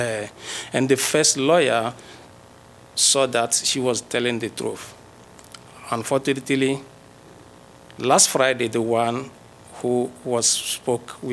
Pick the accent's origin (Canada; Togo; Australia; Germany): Togo; moved away as an adult; now in United States; I graduate from the University of Lomé in the Department of Geography. I have my PhD from Togo. And as you may know, we came from Africa